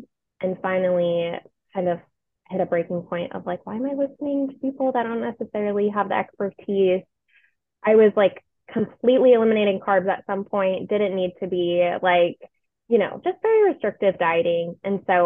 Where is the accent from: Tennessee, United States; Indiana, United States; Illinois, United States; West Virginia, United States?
Tennessee, United States; Franklin; also born or lived in Temple, Texas / Nashville, Tennessee; I grew up in Franklin, Tennessee